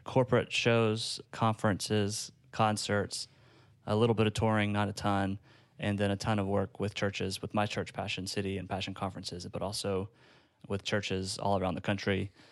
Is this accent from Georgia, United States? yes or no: yes; Gainesville, Georgia, United States; I was at a church in my hometown of Gainesville, Georgia